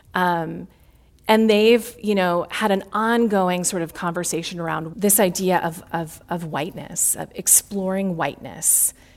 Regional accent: Chicago, Illinois, United States; a Midwesterner, born and raised in Chicago

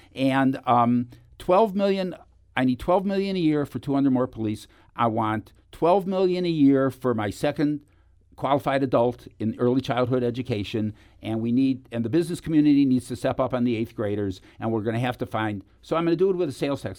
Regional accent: Cleveland, Ohio, United States; moved away; I come from Cleveland

